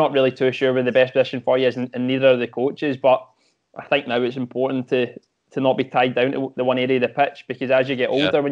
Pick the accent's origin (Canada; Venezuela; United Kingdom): United Kingdom; Glasgow, Scotland; I am from Glasgow, so I started playing just youngster locally, local teams